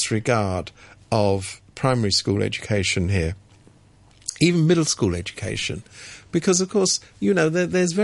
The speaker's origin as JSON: {"language": "English", "country": "United Kingdom", "moved": "as an adult", "lives_now": "Hong Kong", "said": "I come from Britain"}